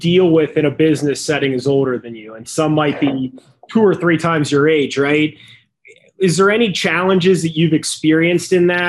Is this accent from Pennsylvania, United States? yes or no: yes; Pittsburgh, Pennsylvania, United States; I mean, where I grew up in Pittsburgh, it's like if you weren't bald, then you didn't know anything.